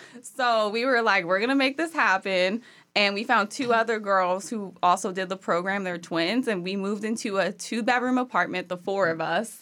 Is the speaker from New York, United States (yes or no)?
no; Maryland, United States; moved away; Maryland originally